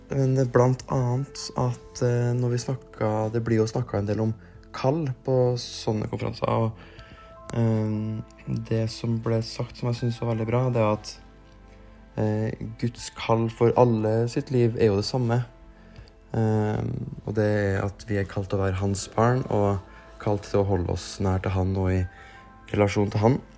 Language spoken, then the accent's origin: Norwegian; Trondheim, Trøndelag, Norway; Jeg er fra Trondheim.